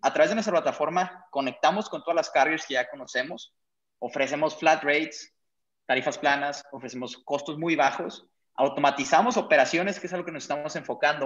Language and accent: Spanish; Chihuahua, Mexico; also born or lived in Parral; now in Monterrey, Mexico; nosotros pues venimos de Chihuahua